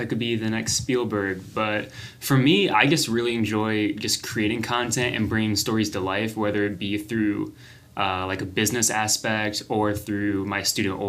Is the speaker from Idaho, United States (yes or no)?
no; North Carolina, United States; moved away; I'm originally from North Carolina